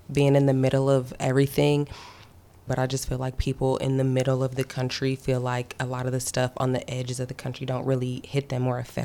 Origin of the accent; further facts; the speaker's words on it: Indiana, United States; I grew up in Indiana